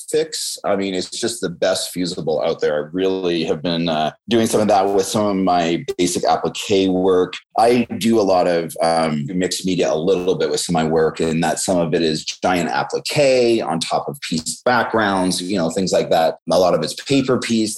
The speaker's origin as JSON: {"language": "English", "area": "just outside of Vancouver", "region": "British Columbia", "country": "Canada", "tie": "born or raised there", "also_born_or_lived": "Tacoma, Washington, United States", "moved": "yes", "lives_now": "Southern California, United States", "said": "i was born uh, in tacoma but i was raised just outside of vancouver uh, british columbia"}